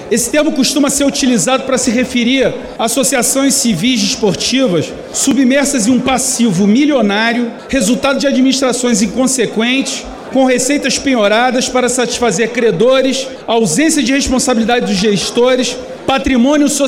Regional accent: Acre, Brazil; Eu venho de um estado pobre, eu venho do Acre, e que precisa de médicos nos municípios mais carentes.

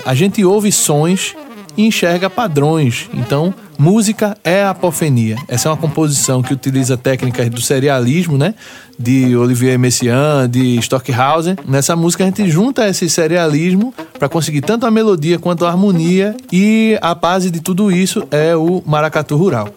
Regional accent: Pernambuco, Brazil; a identidade que a gente tem como pernambucano

